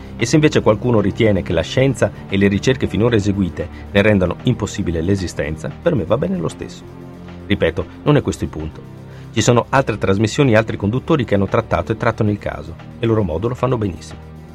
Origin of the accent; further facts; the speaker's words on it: Italy; dalle nostre parti, in Italia